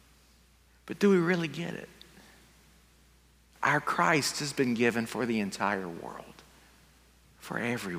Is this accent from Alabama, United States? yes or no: yes; Fruithurst, Alabama, United States; now in Piedmont, United States; I'm originally from Fruithurst, Alabama.